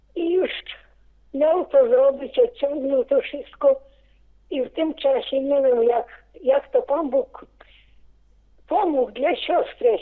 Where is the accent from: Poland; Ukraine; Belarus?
Belarus; Paciewicze, Wołkowysk county, Grodno Region; now in Grodno, Belarus; urodziłam się piękna wieś Paciewicze. Wolkowyski powiat był przed wojną.